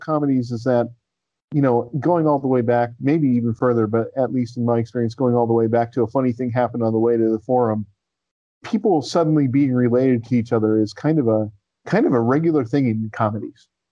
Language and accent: English; United States